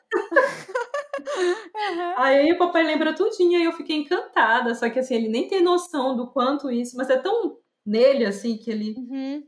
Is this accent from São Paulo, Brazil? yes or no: no; Belém, Pará, Brazil; eu sou de Maeri, mas que a minha origem vem, veio vindo do Tapajós